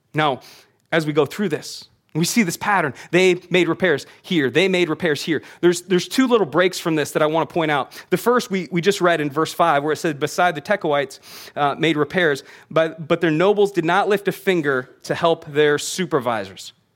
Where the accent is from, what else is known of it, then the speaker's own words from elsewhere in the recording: United States; we as American readers